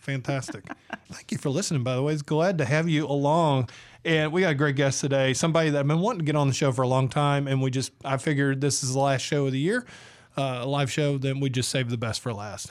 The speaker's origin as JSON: {"language": "English", "region": "Georgia", "country": "United States", "moved": "yes", "said": "I'm from Georgia"}